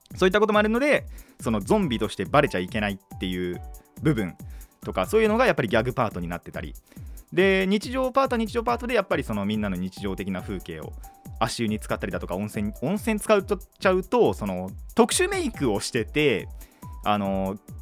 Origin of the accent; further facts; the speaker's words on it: Kanagawa, Japan; 僕は神奈川の人間です